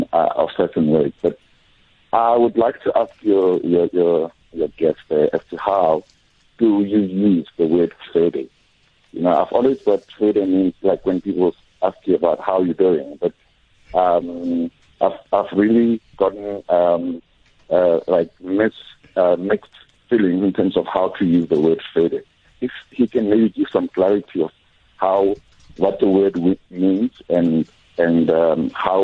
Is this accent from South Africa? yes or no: yes; Soweto, Gauteng, South Africa; I'm from Soweto